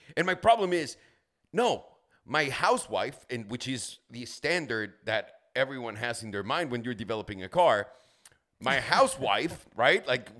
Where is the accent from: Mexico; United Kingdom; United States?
Mexico; I grew up in Mexico, sure.